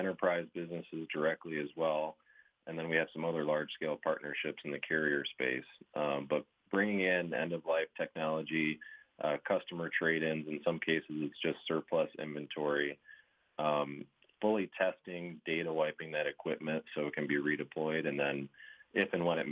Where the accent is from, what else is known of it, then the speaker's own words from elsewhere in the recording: Grand Rapids, Michigan, United States; moved away as an adult; now in Fort Wayne, United States; Born and raised in Grand Rapids, Michigan, just on the northwest side there.